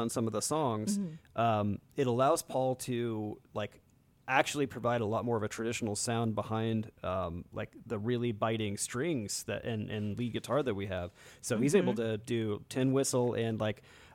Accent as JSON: {"language": "English", "country": "United States"}